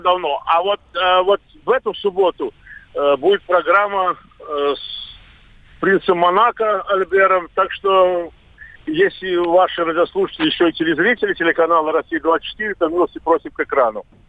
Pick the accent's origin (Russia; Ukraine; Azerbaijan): Azerbaijan; Baku; moved away; у себя на родине в Баку вместе с друзьями и с своим, своей семьей